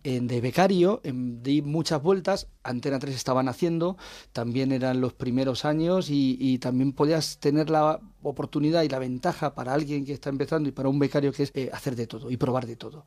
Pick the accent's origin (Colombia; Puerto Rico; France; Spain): Spain; Talavera de la Reina, Castilla-La Mancha; moved away; es mi pueblo